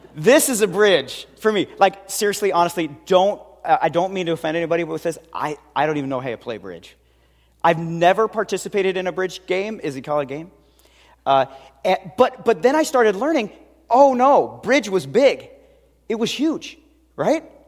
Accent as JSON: {"language": "English", "town": "Seattle", "region": "Washington", "country": "United States", "tie": "born or raised there", "said": "I grew up in West Seattle"}